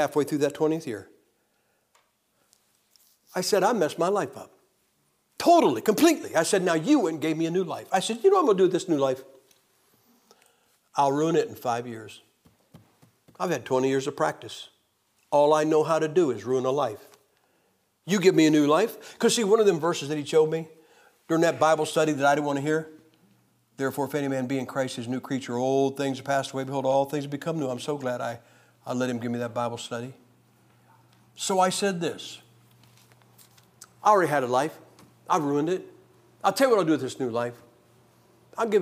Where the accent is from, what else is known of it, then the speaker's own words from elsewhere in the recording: Massillon, Ohio, United States; moved away as an adult; Massillon, Ohio, my hometown